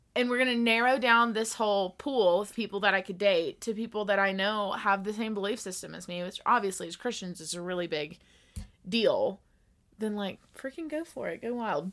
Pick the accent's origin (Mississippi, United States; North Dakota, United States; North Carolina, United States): Mississippi, United States; moved away as an adult; now in Colorado, United States; I am from Mississippi